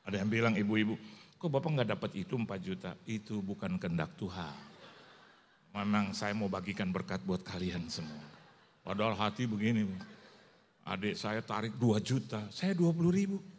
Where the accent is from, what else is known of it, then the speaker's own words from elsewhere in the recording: Manado, North Sulawesi, Indonesia; Mama saya itu eh, Chinese, jadi saya menado Chinese actually.